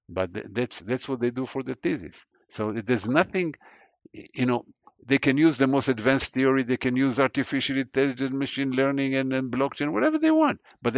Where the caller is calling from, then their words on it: Cambridge, Massachusetts, United States; I'm calling from Cambridge, Massachusetts. It's from my office at the MIT campus.